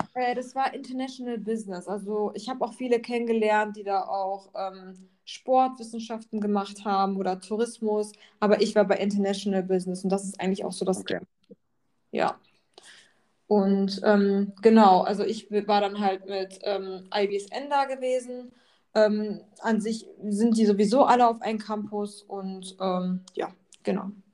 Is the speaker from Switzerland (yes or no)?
no; Germany; also born or lived in Poland / Bali; ich habe halt meine Heimat in Deutschland, wo ich geboren bin, wo ich lebe.